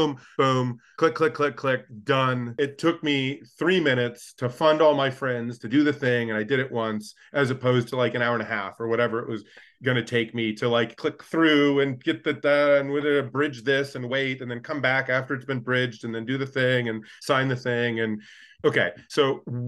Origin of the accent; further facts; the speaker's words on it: United States; as an American tourist who's done both